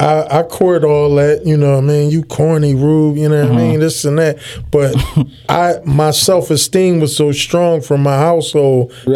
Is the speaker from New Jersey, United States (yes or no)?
no; Philadelphia, Pennsylvania, United States; I grew up in West Philly, you know, but my parents was married, you know, they was in Nation of Islam.